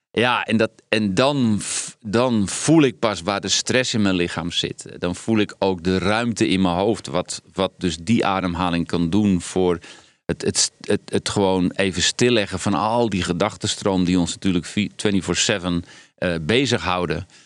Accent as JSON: {"language": "Dutch", "country": "Netherlands", "said": "Ik ga niet als een Hollander commentaar geven."}